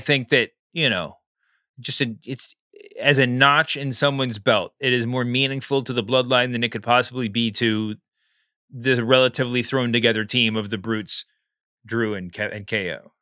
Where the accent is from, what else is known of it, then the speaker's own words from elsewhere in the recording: Texas, United States; I grew up in Texas